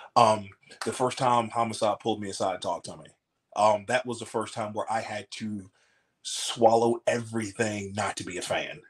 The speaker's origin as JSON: {"language": "English", "town": "Atlanta", "region": "Georgia", "country": "United States", "tie": "born or raised there", "said": "I grew up in Atlanta"}